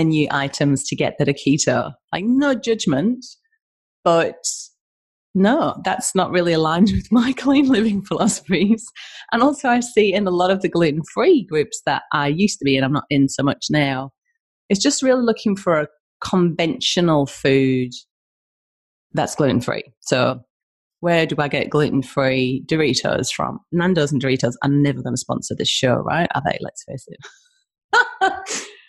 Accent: Albany, Western Australia, Australia; I'm a nobody from Albany, right? From Albany and WA

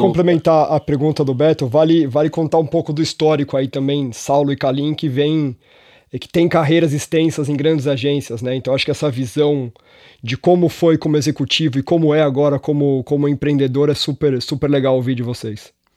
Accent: São Paulo, Brazil; eu que sou nascido e criado em São Paulo

